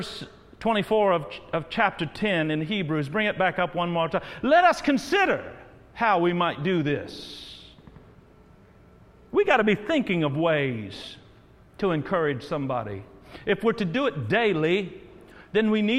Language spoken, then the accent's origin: English; Terre Haute, Indiana, United States; Terre Haute. Got to give my shout out to my hometown